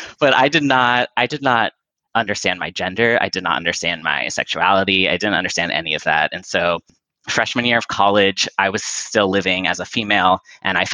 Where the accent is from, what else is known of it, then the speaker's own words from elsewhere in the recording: Orange County, Southern California, United States; I grew up in Southern California, in Orange County